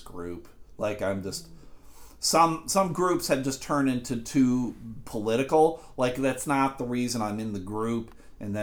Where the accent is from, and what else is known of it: Clarence, New York, United States; born or raised there; moved away